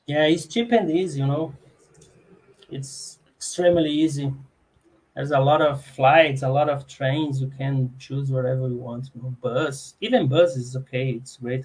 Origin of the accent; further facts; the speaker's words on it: Minas Gerais, Brazil; English is a second language; moved away as an adult; also born or lived in São João del-Rei; now in Brasília, Brazil; was born in Minas Gerais, so I, I did all my my study study phase there